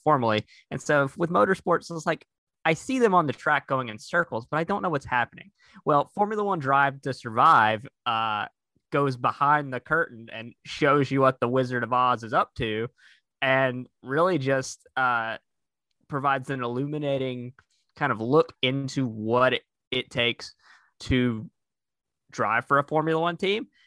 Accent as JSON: {"language": "English", "region": "North Carolina", "country": "United States", "tie": "born or raised there", "said": "growing up in North Carolina, I had a lot of exposure to NASCAR as a child"}